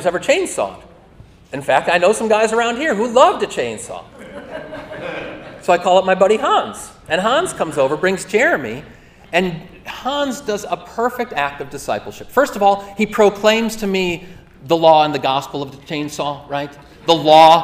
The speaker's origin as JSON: {"language": "English", "town": "Lake Orion", "region": "Michigan", "country": "United States", "tie": "born or raised there", "said": "I'm a suburban kid, okay? You know, family, white collar, didn't have a lot of need for chainsaws growing up in Lake Orion"}